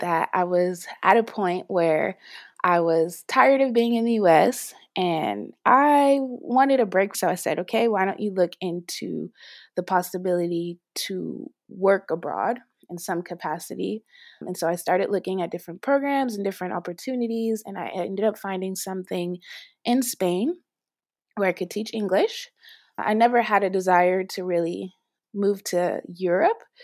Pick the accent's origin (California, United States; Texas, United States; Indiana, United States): California, United States; Los Angeles; moved away as an adult; also born or lived in New York; now in Paris, France; I'm originally from Los Angeles, California, and I left L A actually when I was eighteen to go to university